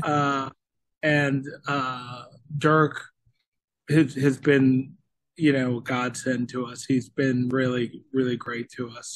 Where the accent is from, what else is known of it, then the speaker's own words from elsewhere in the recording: Florida, United States; now in Nashville, United States; we're from Florida, and now we're based in Nashville, Tennessee.